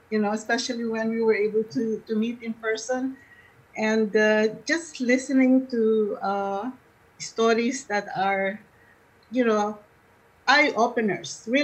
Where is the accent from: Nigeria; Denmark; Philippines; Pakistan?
Philippines; now in Winnipeg, Canada; back home in the philippines back home um see, we seem to be a homogeneous group because we're all from the Philippines.